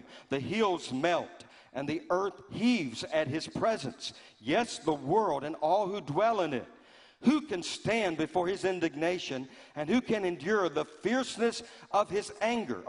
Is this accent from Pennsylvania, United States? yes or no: no; Louisiana, United States; growing up in Louisiana